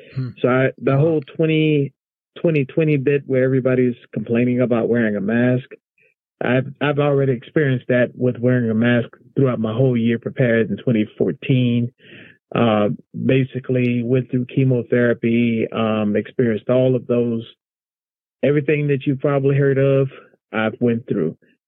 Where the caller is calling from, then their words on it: Alexandria, Virginia, United States; Tonight calling from Alexandria, Virginia.